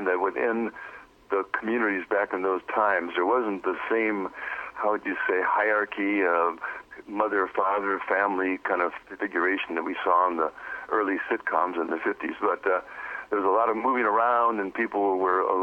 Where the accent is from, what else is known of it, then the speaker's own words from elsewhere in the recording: Milwaukee, Wisconsin, United States; moved away as an adult; also born or lived in Inglewood, California / Watts, Los Angeles; now in Pacific Northwest, United States; I was raised in Milwaukee.